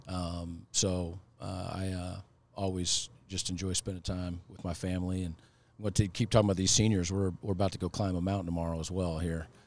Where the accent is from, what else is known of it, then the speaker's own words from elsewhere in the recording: Washington, United States; moved away as an adult; now in Michigan, United States; my home state in Washington